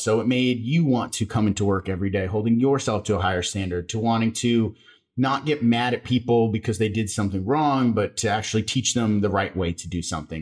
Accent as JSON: {"language": "English", "town": "Las Vegas", "region": "Nevada", "country": "United States", "tie": "born or raised there", "said": "I grew up in Las Vegas."}